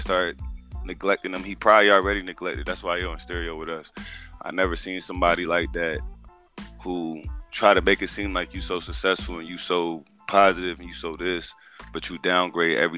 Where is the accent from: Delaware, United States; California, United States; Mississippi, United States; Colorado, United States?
Delaware, United States; Wilmington; now in South Carolina, United States; I was born in Wilmington, Delaware, North Philadelphia area. I was raised up there half of my life. And I just chose to move to South Carolina